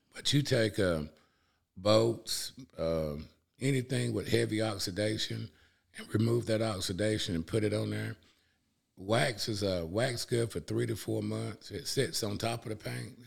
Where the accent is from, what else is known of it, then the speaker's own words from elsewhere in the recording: Cullman, Alabama, United States; also born or lived in Hayden, Alabama; I'm originally from Cullman, Alabama